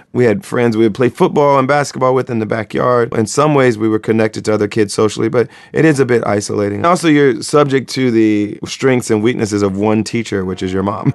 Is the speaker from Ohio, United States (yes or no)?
yes; Springfield, Ohio, United States; I grew up in Springfield, Ohio